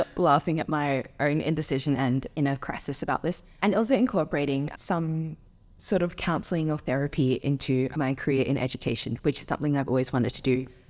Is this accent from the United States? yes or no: no; Adelaide, South Australia, Australia; moved away as an adult; I grew up in Adelaide, like I was born there, raised there, lived in the same like house until I went to Minerva